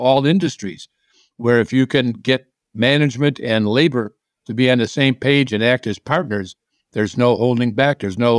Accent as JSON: {"language": "English", "region": "Midwest", "country": "United States", "said": "Well, I did. I'm from the Midwest."}